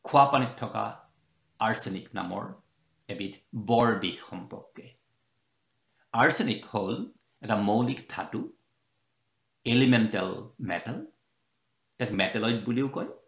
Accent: Bokakhat, Assam, India; মোৰ ঘৰ বোকাখাটত গোলাঘাট জিলাৰ

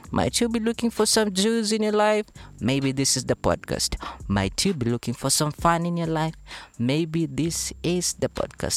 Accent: Mumias, Kakamega County, Kenya; I was born in Western Kakamega County, Mumias Town in particular, where the sugar factory unfortunately collapsed.

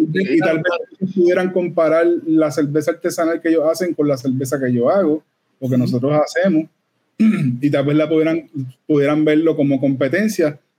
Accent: Puerto Rico; Todos los que somos de Puerto Rico

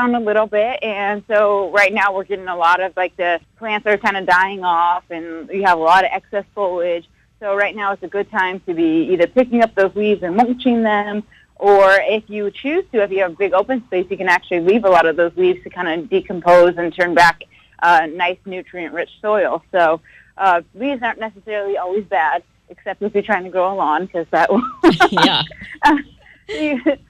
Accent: West Coast, United States; it's god-awful early for me since I'm from the West Coast.

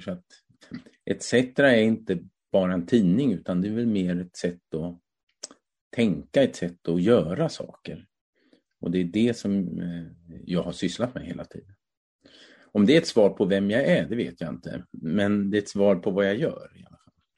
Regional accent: Hässleholm Municipality, a small village in northern Skåne, Sweden; tonåren växte jag upp i en hemsk liten by, eller hemsk kan jag inte säga, men en väldigt liten by i norra Skåne

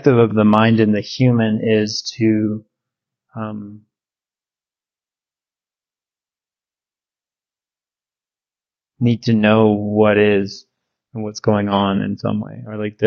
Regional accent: Victoria, British Columbia, Canada; also born or lived in North Vancouver; I was from Victoria, BC, Canada. Born in North Vancouver

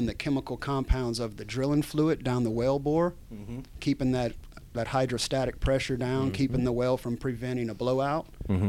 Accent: Youngsville, Louisiana, United States; when I was growing up, Youngsville was still country living.

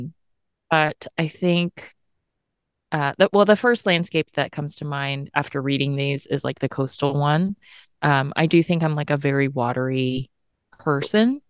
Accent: Tennessee, United States; moved away; also born or lived in California; I grew up in Tennessee

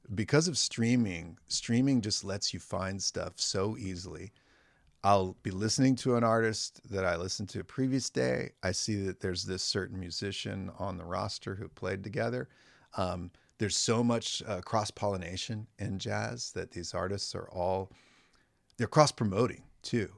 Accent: Morro Bay / Los Osos, San Luis Obispo County, California, United States; now in Santa Maria, United States; I grew up in Morbe

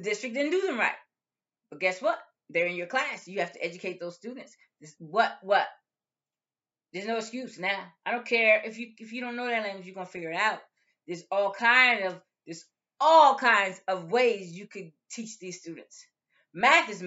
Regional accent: United States; we're from the United States.

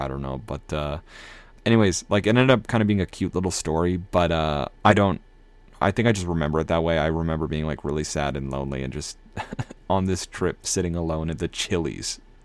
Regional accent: Minnesota, United States; also born or lived in New England; now in Massachusetts, United States; the Midwest vibes that I like and I, I grew up with in Minnesota

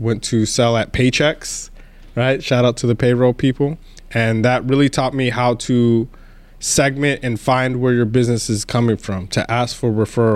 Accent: El Paso, Texas, United States; accent: twang; I grew up in El Paso, Fort Bliss.

